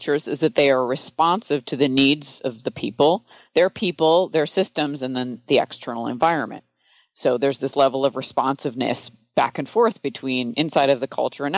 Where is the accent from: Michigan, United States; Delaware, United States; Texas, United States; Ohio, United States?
Michigan, United States; I grew up in Michigan